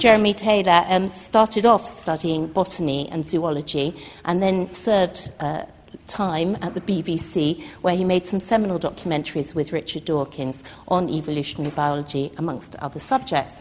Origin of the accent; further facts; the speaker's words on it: London, United Kingdom; being a Londoner